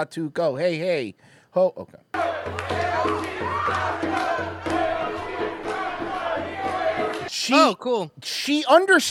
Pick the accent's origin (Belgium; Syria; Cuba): Cuba; I'm Cuban.